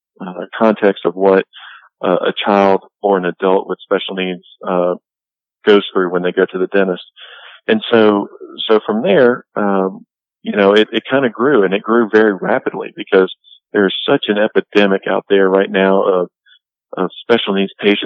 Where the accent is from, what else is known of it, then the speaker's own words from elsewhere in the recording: Louisiana, United States; Born and raised in Louisiana, so I went to LSU, just like any old good Louisiana boy would.